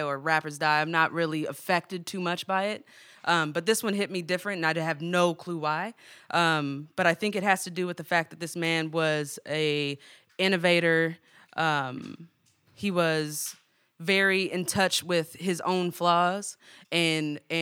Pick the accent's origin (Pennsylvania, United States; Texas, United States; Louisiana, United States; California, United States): California, United States; Oakland; I'm from the West Coast because I am